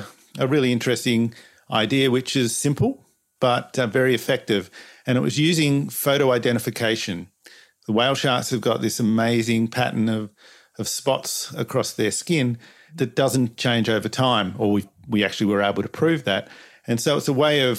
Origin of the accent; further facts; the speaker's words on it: Perth, Western Australia, Australia; I'm from Perth, Western Australia